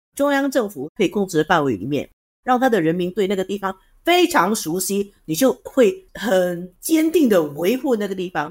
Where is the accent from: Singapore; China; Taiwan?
Singapore; 我是新加坡人